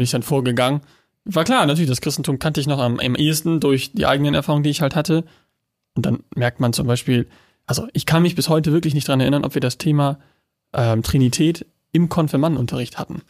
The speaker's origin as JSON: {"language": "German", "country": "Germany", "said": "ich bin Deutscher"}